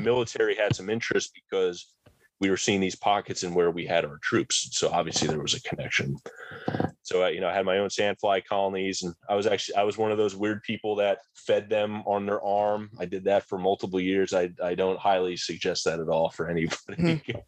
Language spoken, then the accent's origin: English; New Jersey, United States; I grew up in New Jersey, more in the rural part of New Jersey.